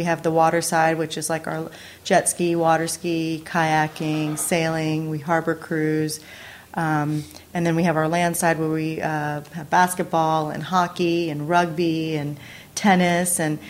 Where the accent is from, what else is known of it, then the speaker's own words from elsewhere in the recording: Georgia, United States; moved away as an adult; also born or lived in New York City, United States; now in California, United States; I graduated from the University of Georgia, so I'm from Georgia originally, okay. and then lived in New York City for about 6 years